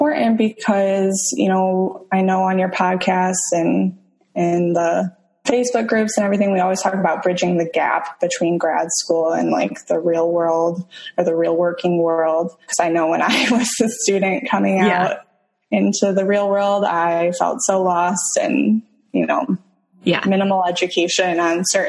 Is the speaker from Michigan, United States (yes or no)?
yes; Michigan, United States; moved away as an adult; also born or lived in Toledo, Ohio / Tampa Bay, Florida; now in St. Petersburg, United States; I am originally from Michigan.